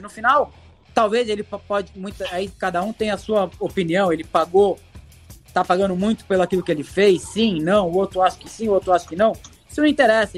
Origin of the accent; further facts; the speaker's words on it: Brazil; also born or lived in Italy; Eu sou brasileiro